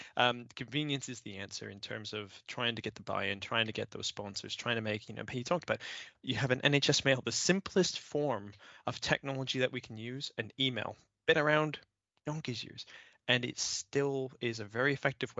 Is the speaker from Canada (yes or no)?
yes; Canada; now in United Kingdom; I'm from Canada originally